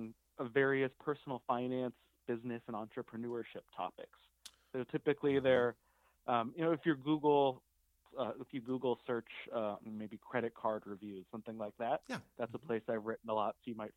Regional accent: Denver, Colorado, United States; now in Ventura, United States; I grew up in Denver

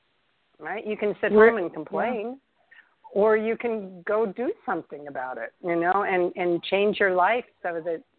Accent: New York City, New York, United States; moved away; I'm a New Yorker. I was born in Manhattan.

